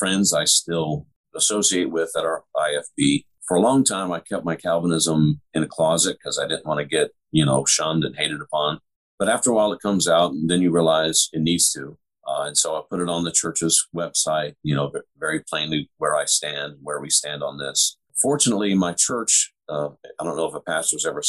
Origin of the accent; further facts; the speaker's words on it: the West, United States; now in St. Louis, United States; I grew up out west